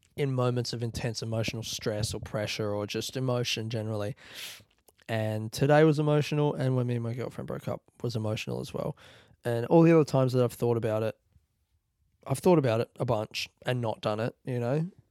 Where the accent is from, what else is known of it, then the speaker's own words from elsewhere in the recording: Australia; I'm from Australia